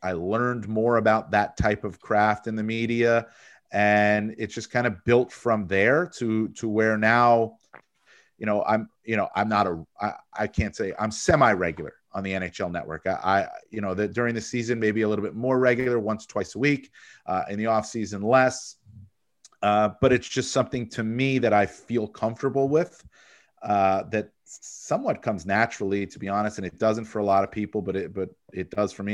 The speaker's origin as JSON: {"language": "English", "town": "Fair Lawn", "region": "New Jersey", "country": "United States", "tie": "born or raised there", "also_born_or_lived": "Tucson, Arizona", "said": "I grew up in New Jersey, Northern Jersey, where I live now. I live in a town, Fairlawn, New Jersey. It's where I grew up."}